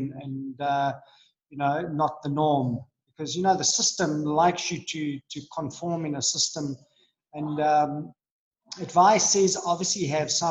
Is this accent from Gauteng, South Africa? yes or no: yes; Johannesburg, Gauteng, South Africa; I was born in Joburg